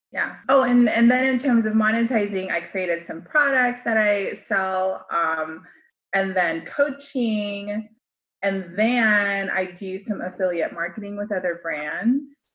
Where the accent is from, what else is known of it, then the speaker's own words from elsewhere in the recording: United States; as a Filipino American, I was forced to learn the American way and then also still try to embody my Filipino culture